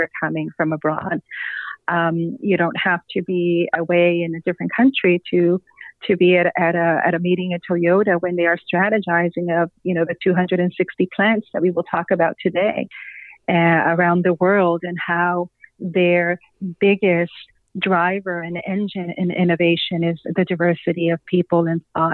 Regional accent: San Luis Potosí, Mexico; first language Spanish; English is a second language; moved away as an adult; now in United States; I arrived in the United States in 1993, right, as I was completing college at the university in my hometown of San Luis Potosí, Mexico.

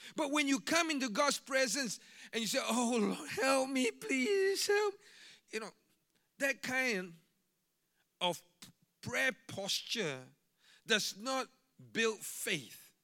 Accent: Singapore; I'm a Singaporean

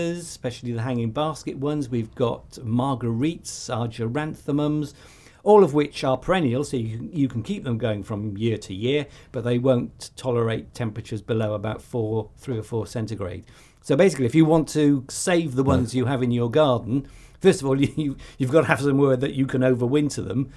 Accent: Welsh, Wales, United Kingdom; I'm Welsh

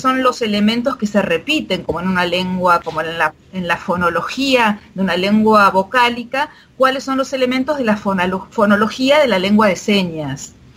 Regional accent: Argentina; first language Argentine Sign Language; la lengua de señas argentina es mi lengua materna. Mis padres me hablaban en lengua de señas y yo hablaba en español con el resto de la familia

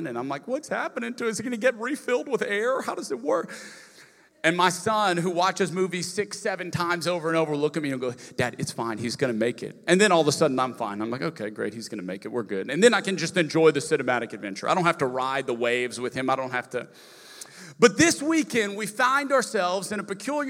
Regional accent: Lafayette, Louisiana, United States; moved away; I'm from Lafayette, Louisiana originally

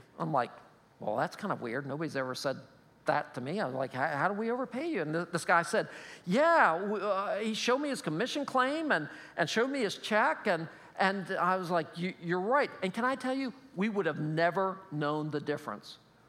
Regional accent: State College, Pennsylvania, United States; He played football, and again, we're from State College, so that's what we do, right?

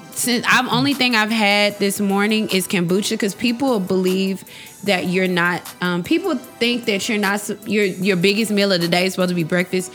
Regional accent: the South, United States; Even though I'm from the South. Even when I was being from the South, like, wow.

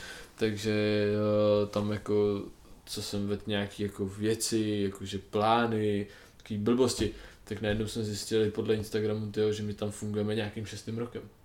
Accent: Bohemia, Czechia; u nás v Čechách

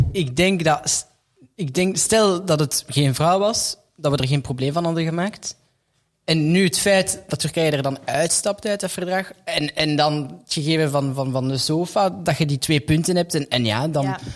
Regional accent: Brussels, Brussels-Capital Region, Belgium; we ons allemaal of alle vier als Brusselaar kunnen bestempelen

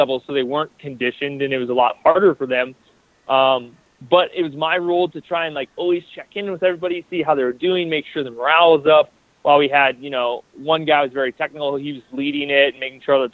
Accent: Iowa, United States; I'm from Iowa.

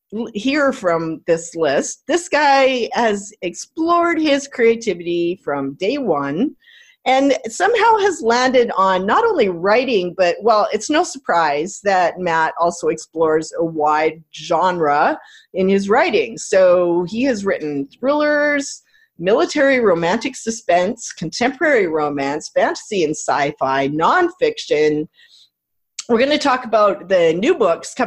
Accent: Canada; I'm Canadian.

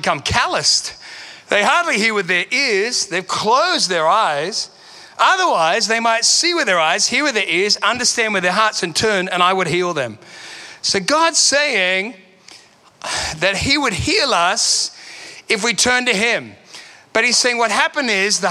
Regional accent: Sydney, New South Wales, Australia; moved away as an adult; also born or lived in London; now in Perth, Australia; I'm from Sydney

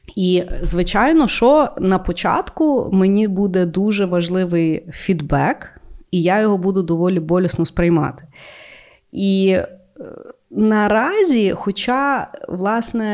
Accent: Ukraine; я українка

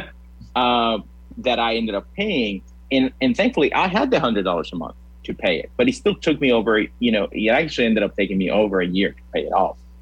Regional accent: Puerto Rico; also born or lived in Louisiana; now in Lincoln, United States; I'm originally from Puerto Rico

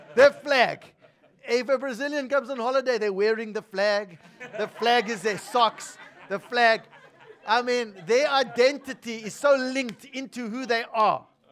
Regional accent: South Africa; I was born in South Africa

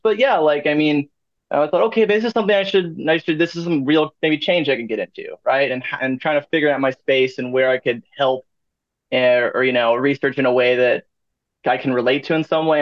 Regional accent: St. Louis, Missouri, United States; moved away as an adult; also born or lived in Ohio; now in Maryville, United States; I was like from St. Louis

